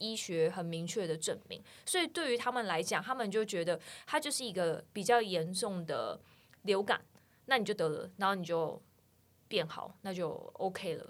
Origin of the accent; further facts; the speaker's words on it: Taiwan; now in Netherlands; 我是台湾人，怎么样？